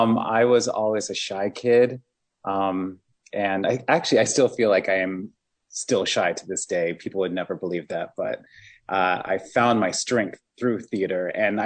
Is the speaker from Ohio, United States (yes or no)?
yes; Ohio, United States; also born or lived in Michigan; I'm a Midwesterner. I grew up in Ohio and Michigan. My parents moved around a lot.